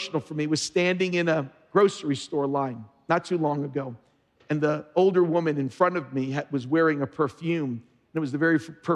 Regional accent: New York City, New York, United States; my inner New York, where I grew up here in New York City

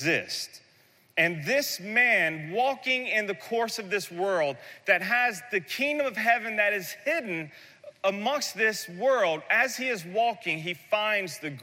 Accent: the South, United States; I'm from the South, and I understand oysters because we have incredible oyster beds there

